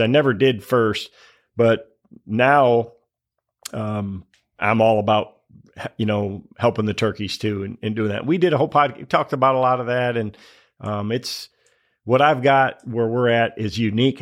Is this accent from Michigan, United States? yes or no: yes; Michigan, United States; growing up in Michigan